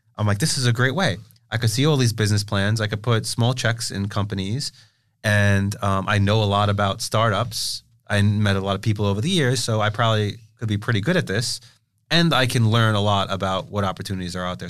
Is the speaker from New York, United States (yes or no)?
yes; New York City, New York, United States; growing up in Brooklyn.